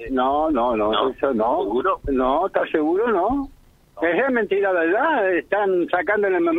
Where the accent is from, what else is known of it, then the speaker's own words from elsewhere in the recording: Reconquista, Santa Fe, Argentina; criado en Reconquista.